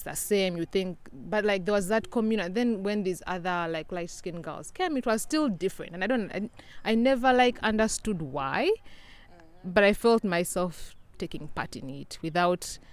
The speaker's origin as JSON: {"language": "English", "country": "Uganda", "moved": "yes", "said": "I'm from a small country in East Africa called Uganda."}